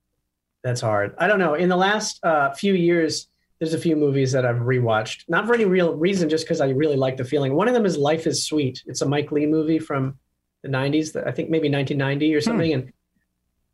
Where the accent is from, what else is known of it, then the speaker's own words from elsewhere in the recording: outside of Toronto, Ontario, Canada; now in New York, United States; I'm Canadian. I'm from outside of Toronto.